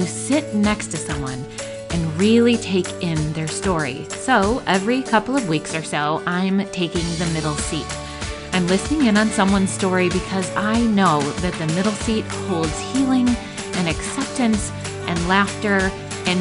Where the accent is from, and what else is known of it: Michigan, United States